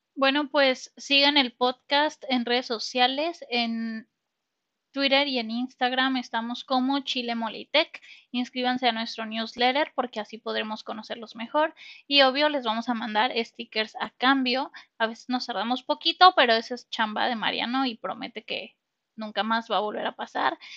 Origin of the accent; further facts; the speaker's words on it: Mexico; como mexicanos